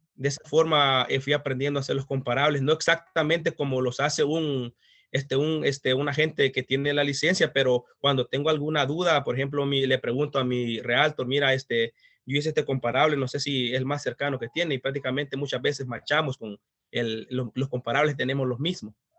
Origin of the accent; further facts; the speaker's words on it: El Salvador; moved away as an adult; soy de El Salvador, este, tengo prácticamente como 13 años de estar en este país.